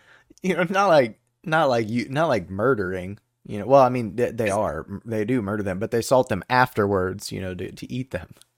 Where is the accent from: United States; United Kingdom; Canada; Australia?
United States; Texas; I know a lot of Texas history, 'cause we're from